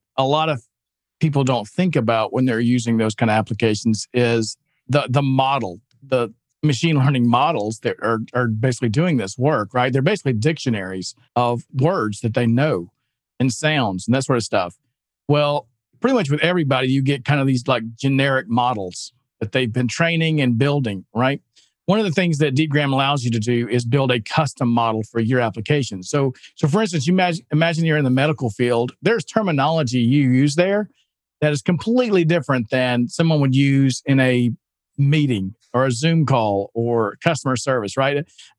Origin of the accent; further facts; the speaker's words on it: Alabama, United States; Listen, yeah, I'm from Alabama. I'm not giving him any grief on accents.